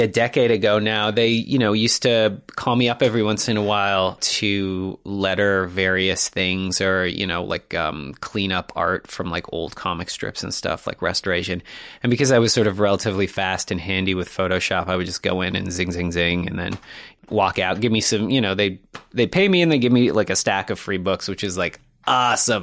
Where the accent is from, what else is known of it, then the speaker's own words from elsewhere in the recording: Toronto, Ontario, Canada; moved away as an adult; also born or lived in Montreal; I grew up in the, uh, in the beautiful city of Toronto. Yeah, I guess I grew up in North Toronto